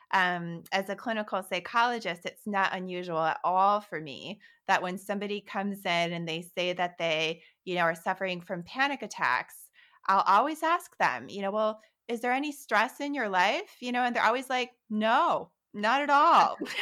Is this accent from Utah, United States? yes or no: no; Holland, Michigan, United States; moved away; also born or lived in New York City; when I was eight years old, growing up in Holland, Michigan